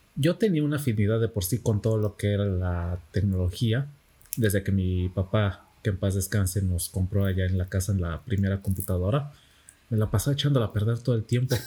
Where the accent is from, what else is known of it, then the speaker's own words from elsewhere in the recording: Campeche, Mexico; No soy de aquí de Campeche, pero vivo aquí prácticamente toda la, he vivido prácticamente aquí toda la vida